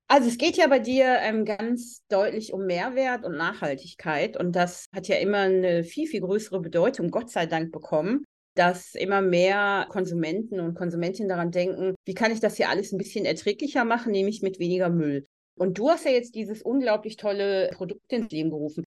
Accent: Germany; hier bei uns in Deutschland.

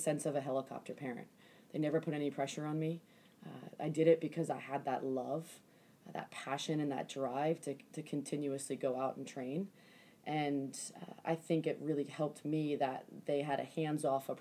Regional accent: Silver Spring, Maryland, United States; the time that I grew up in Silver Spring, Maryland

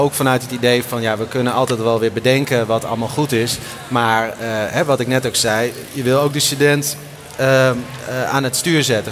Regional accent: Groningen, Netherlands; ik kwam uit Groningen

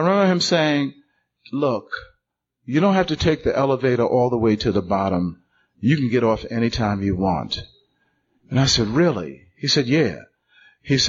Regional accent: New York City, New York, United States; I'm from Brooklyn

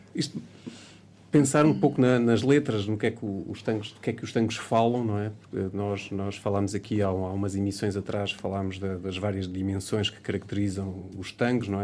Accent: Portugal; nós somos portugueses

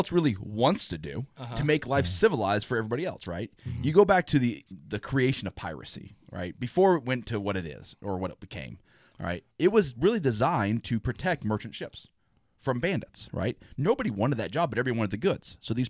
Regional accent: Morgan Hill, California, United States; born there; So I was born in Morgan Hill, technically.

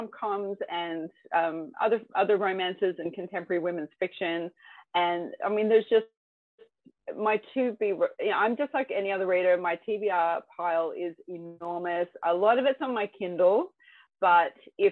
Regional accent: Australia; also born or lived in United Kingdom; I'm from Australia and I live in Australia. My dad's English, mum's American

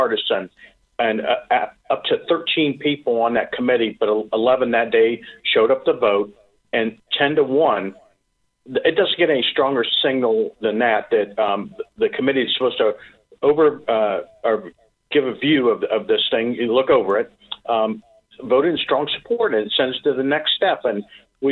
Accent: Lima, Ohio, United States; I come from Lima, Ohio, which has a refinery right at the south end of town

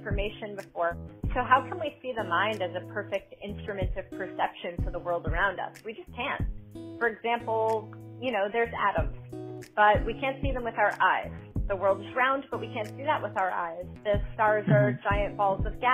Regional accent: New York, United States; moved away as an adult; now in Boston, United States; I am born and raised in New York and moved to Boston 7 years ago

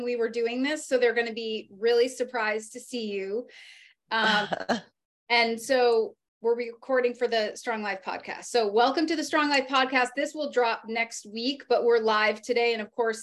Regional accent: New England, United States; Being from New England

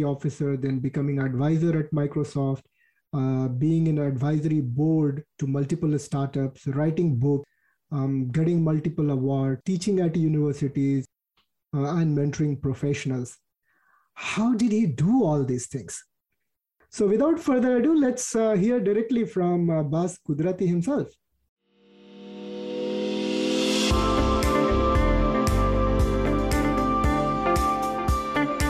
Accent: Bihar, India; I'm from Bihar too

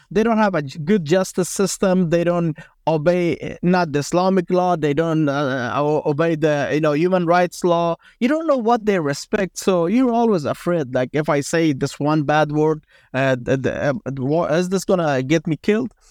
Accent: Afghanistan; I grew up in Afghanistan.

